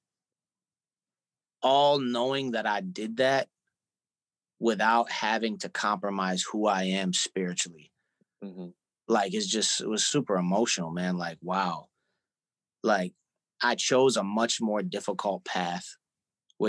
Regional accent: Syracuse, New York, United States; now in New York City, United States; a kid growing up in Syracuse

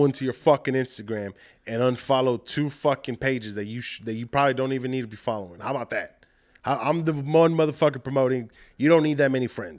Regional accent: South Texas, United States; moved away as an adult; now in Austin, United States; I'm originally from South Texas

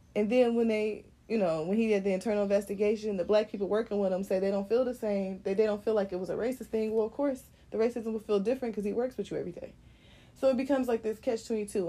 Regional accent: United States; I'm from America

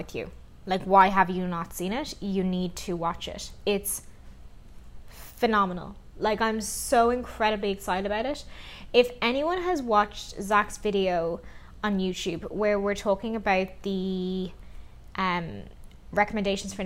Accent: Ireland; now in Vancouver, Canada; we are a couple living in Vancouver at the moment. We are Irish

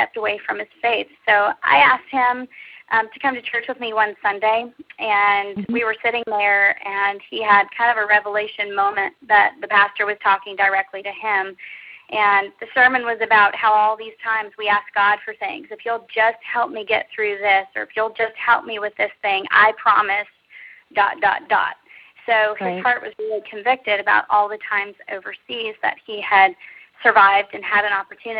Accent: Texas, United States; I grew up in Texas

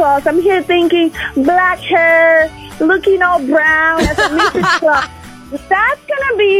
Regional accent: Barranquilla, Atlántico, Colombia; moved away; Barranquilla, Colombia.

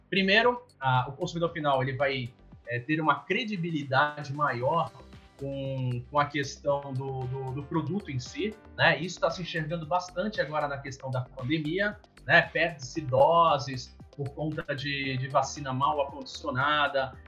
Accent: Santos, São Paulo, Brazil; moved away as an adult; eu sou de Santos, né? Na, no litoral de São Paulo

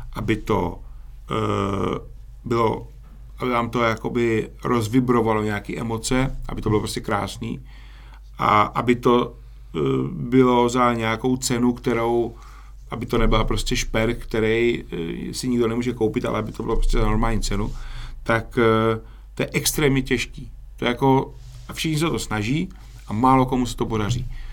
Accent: Czechia; my si podle mě obecně jako Češi

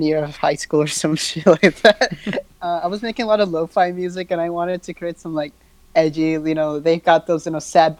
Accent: New York City, New York, United States; I'm from Staten Island, New York

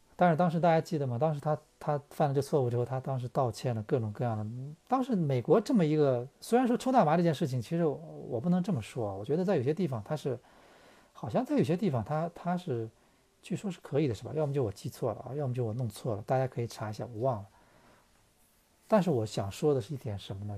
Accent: China; 我们中国人

